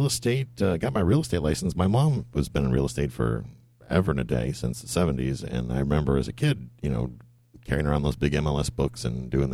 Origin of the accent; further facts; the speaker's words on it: Buffalo, New York, United States; moved away as an adult; also born or lived in Fort Riley, Kansas / Heidelberg, Germany; now in Tarpon Springs, United States; I was born and raised in Buffalo, New York.